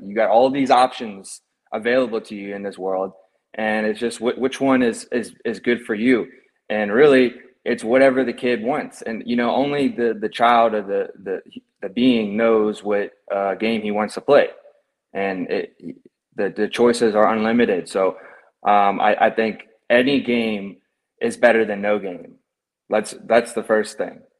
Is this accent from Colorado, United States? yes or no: no; Baton Rouge, Louisiana, United States; also born or lived in Marrero, Louisiana; I was born there to about when I was like four, four years old. We moved to Baton Rouge.